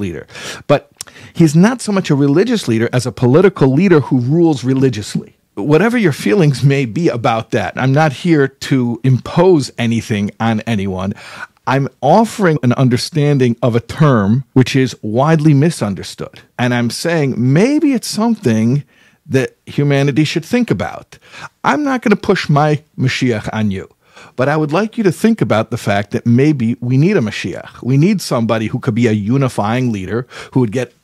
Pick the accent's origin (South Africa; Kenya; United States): United States; I'm an American boy as well. I grew up here